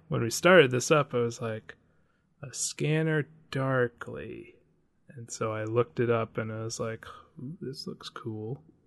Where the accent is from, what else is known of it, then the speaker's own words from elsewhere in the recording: Washington, United States; I'm from Washington